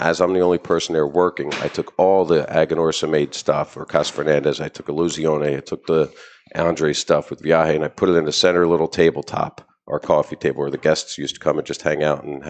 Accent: New Jersey, United States; I'm from Jersey.

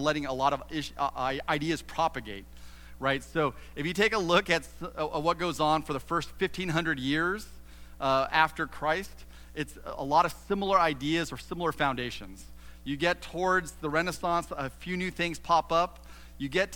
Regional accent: Southern California, United States; moved away as an adult; now in Ohio, United States; I was born and raised in Southern California

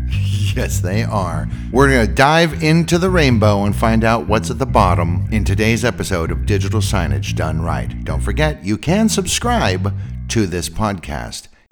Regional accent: San Francisco Bay Area, California, United States; I'm from the San Francisco Bay Area

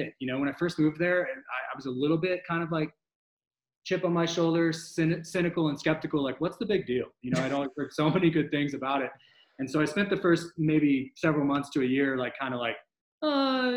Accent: Glendale, Arizona, United States; now in Austin, United States; I grew up in Glendale, Arizona, which is outside of Phoenix.

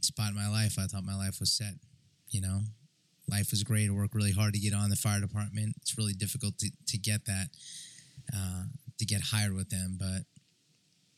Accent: New York City, New York, United States; I grew up in the New York City public school system

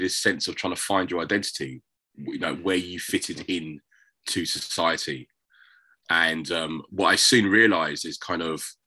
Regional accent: London, United Kingdom; I grew up in South London, born in 1970

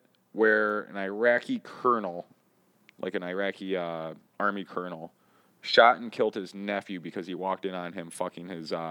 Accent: the South, United States; now in Minneapolis, United States; I grew up in the South.

